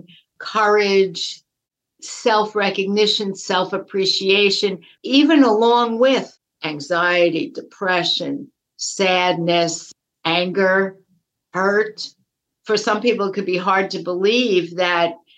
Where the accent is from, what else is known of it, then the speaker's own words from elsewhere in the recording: New York, United States; I grew up in New York, and in elementary school, they teach New York State history